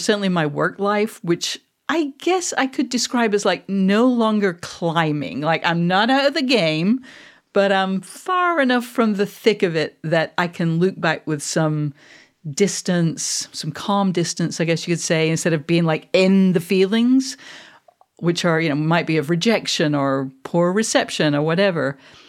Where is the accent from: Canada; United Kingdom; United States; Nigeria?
United Kingdom; Manchester, North West England; I'm actually, just to be clear, for anyone who doesn't know, I am a Mancunian. I am not a Scot.